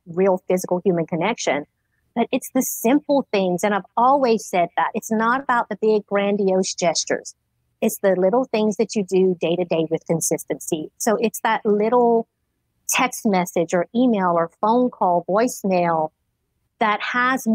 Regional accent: Richard, Louisiana, United States; born and raised in Richard, Louisiana

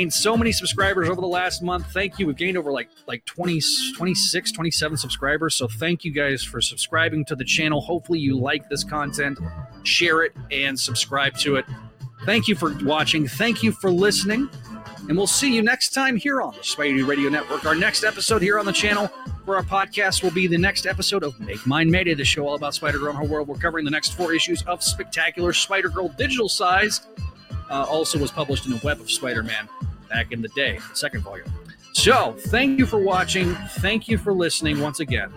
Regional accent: Texas, United States; I'm from Texas

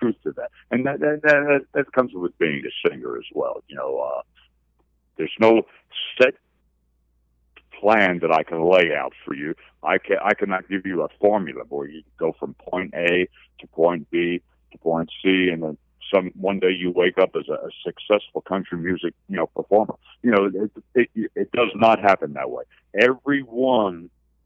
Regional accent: New Jersey, United States; I'm from New Jersey, and I love coming to the Northeast

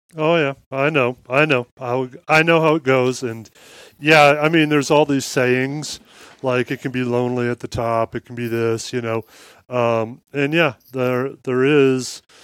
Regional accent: Midwest, United States; I grew up in Midwest farmland

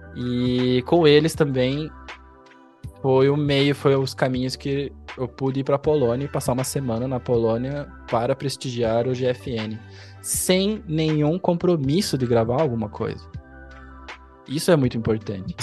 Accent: São José dos Pinhais, Paraná, Brazil; also born or lived in Curitiba; eu aqui em Curitiba, na verdade, eu cresci na cidade vizinha, em São José dos Pinhais

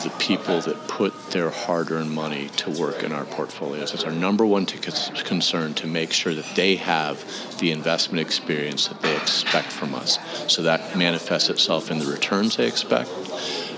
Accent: Western New York, United States; moved away as an adult; also born or lived in Wooster, Ohio / Boston; I grew up in Western New York

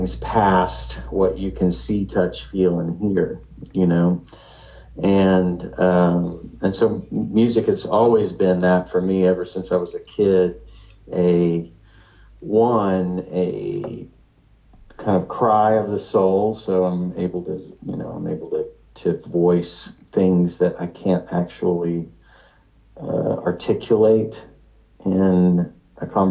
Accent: Lake Jackson, Texas, United States; I was raised in Lake Jackson, Texas, a very conservative kind of coastal Texas town

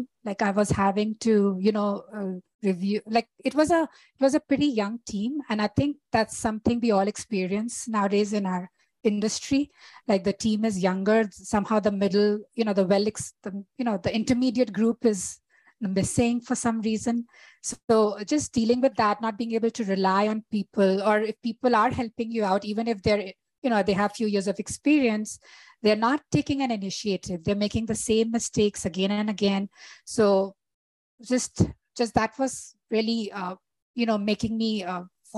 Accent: India; moved away as an adult; also born or lived in Toronto, Canada; now in Calgary, Canada; I trained as an architect in India, which is my home country.

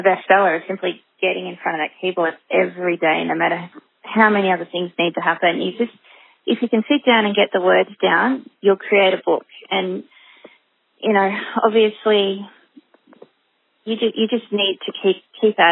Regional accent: Australia; as a nation, Australians, even if we don't live in the country, we seem to be able to identify with it

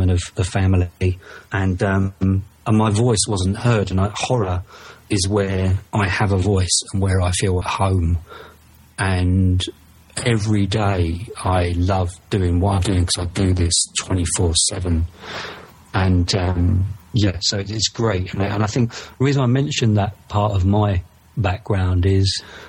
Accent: United Kingdom; maybe it's because of my accent, maybe it's because I'm from the UK

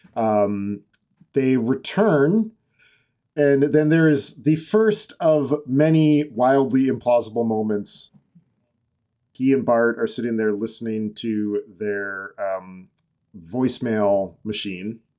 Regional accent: Massachusetts, United States; born basically in my hometown.

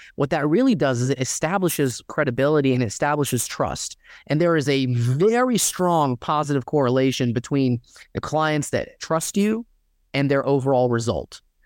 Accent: Dalton, Georgia, United States; I grew up in Dalton, Georgia, predominantly Mexican town

